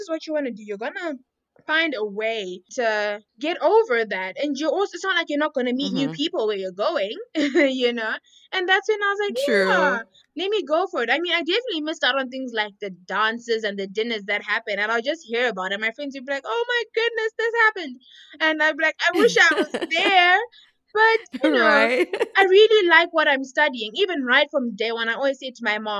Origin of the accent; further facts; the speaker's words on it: Harare, Zimbabwe; I am Zimbabwean, as you said. Born and raised in Harare.